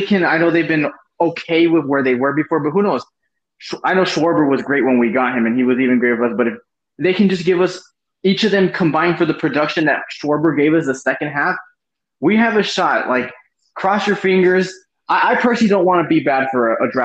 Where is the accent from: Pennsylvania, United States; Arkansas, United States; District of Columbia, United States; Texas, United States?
Texas, United States; I'm from Texas